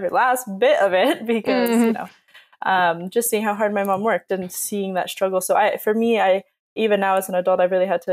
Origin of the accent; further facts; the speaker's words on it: Southern California, United States; growing up in Southern California